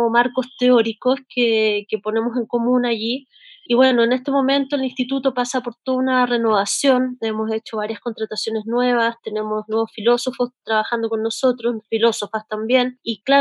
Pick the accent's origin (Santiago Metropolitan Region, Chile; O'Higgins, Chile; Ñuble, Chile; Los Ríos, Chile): Santiago Metropolitan Region, Chile; Santiago; en mi país, donde estamos viviendo un estallido social y donde se están reconfigurando los imaginarios, ¿no? Estamos viendo sobre todo un estallido que tiene que ver con la relaboración de los signos y de los símbolos. Eh, hoy día la Plaza de la Dignidad en el centro de la ciudad